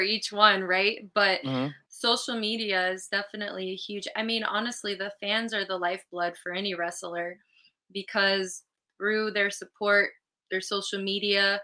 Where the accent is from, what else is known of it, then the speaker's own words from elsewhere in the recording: California, United States; moved away; I'm from California originally. It's my home state.